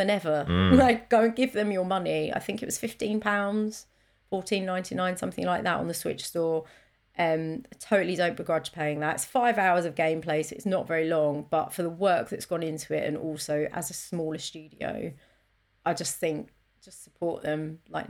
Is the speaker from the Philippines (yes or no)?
no; London, United Kingdom; I am from South East London